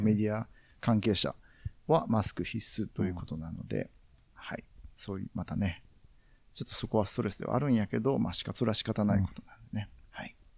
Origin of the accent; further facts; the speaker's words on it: Sakai, Osaka, Japan; 自分、まあ、堺出身なんで、堺には